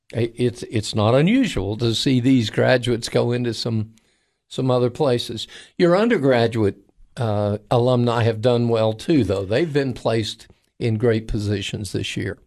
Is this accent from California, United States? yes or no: no; near the Kennedy Space Center, Florida, United States; I grew up near the Kennedy Space Center